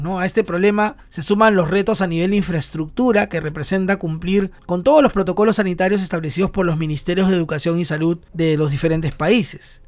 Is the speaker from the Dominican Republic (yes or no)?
no; Peru; also born or lived in Lima, Peru; desde Lima, Perú